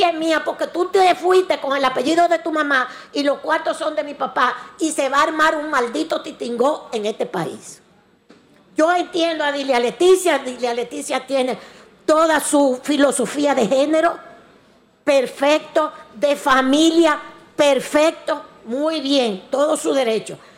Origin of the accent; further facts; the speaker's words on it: Dominican Republic; Y digo vaina como somos los dominicanos de vainero